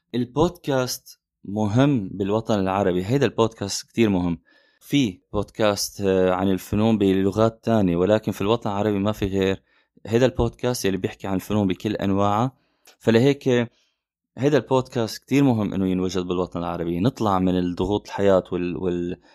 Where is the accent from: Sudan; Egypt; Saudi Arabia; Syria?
Syria; من سوريا